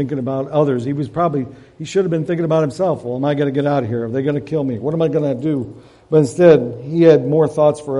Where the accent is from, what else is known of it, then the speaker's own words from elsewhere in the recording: Devil's Lake, Michigan, United States; I grew up on Devil's Lake, so right across the lake from there